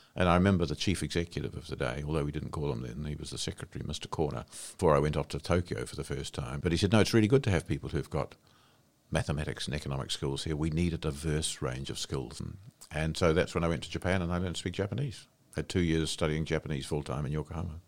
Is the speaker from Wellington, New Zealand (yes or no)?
yes; Wairarapa, Wellington, New Zealand; moved away as an adult; I came from the Wairarapa, where I'd grown up